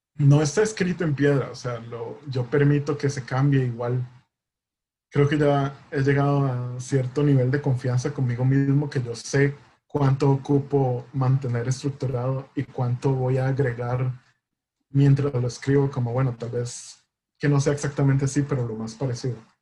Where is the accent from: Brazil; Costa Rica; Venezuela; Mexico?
Costa Rica; nosotros como costarricenses